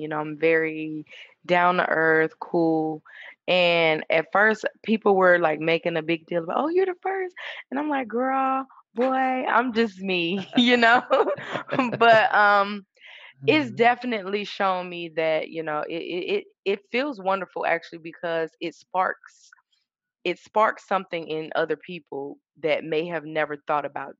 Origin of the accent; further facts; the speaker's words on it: Suffolk, Virginia, United States; I'm originally from Suffolk, Virginia